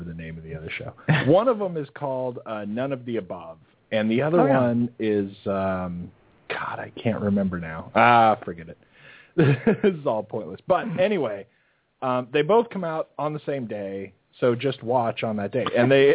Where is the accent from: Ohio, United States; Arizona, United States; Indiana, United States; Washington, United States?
Arizona, United States; moved away; I grew up in Arizona